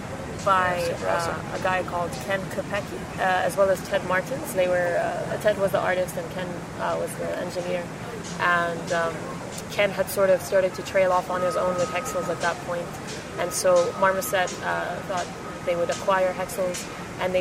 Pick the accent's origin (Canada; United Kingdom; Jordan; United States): Jordan; moved away; I am from Jordan.